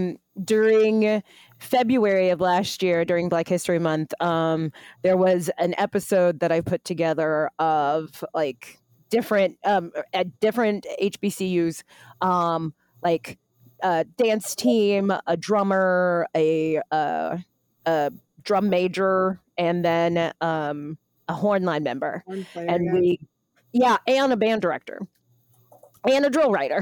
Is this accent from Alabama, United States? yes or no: no; Virginia, United States; I'm from Virginia